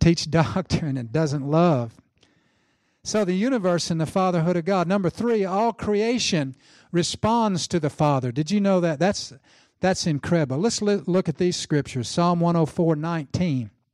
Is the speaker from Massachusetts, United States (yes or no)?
no; Oklahoma, United States; I'm from Oklahoma in the South.